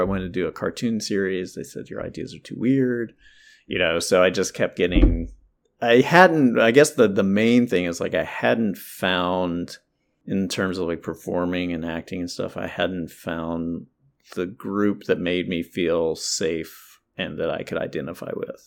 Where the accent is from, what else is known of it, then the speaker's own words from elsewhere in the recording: North Carolina, United States; I'm from North Carol, I'm from the South, North Carolina